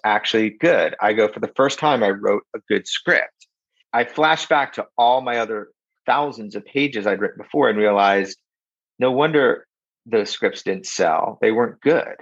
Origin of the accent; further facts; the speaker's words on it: Philadelphia, Pennsylvania, United States; we grew up in in South Philly, and my dad worked in South Philadelphia his whole life